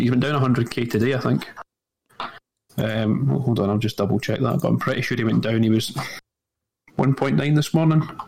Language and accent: English; Scotland, United Kingdom; I'm from Scotland.